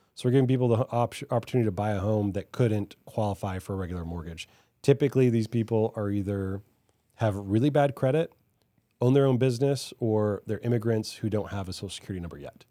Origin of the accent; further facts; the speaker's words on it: Hawaii, United States; now in Dallas, United States; I grew up in Hawaii